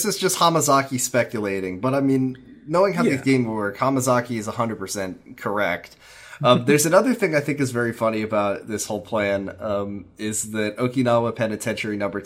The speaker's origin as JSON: {"language": "English", "country": "United States", "said": "as an American"}